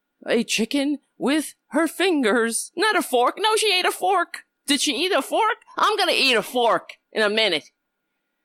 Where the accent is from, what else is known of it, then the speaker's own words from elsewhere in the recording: New York City, New York, United States; I was born in Brooklyn, New York